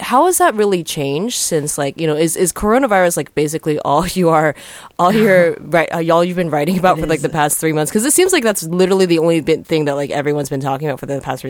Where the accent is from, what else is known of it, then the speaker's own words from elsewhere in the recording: United States; I grew up near New York